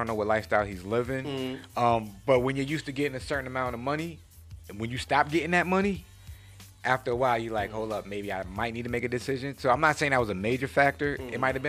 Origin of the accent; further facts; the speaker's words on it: New York City, New York, United States; I'm from Queens, so I'm kind of petty.